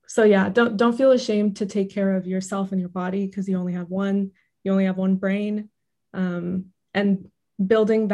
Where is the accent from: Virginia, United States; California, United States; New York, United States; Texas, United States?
California, United States; Irvine; moved away as an adult; also born or lived in Berkeley; I grew up in Irvine